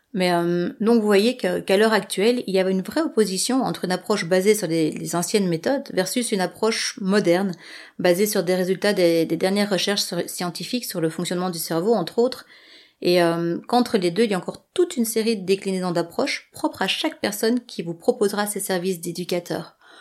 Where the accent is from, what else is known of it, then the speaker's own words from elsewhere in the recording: Belgium; moi je réside en Belgique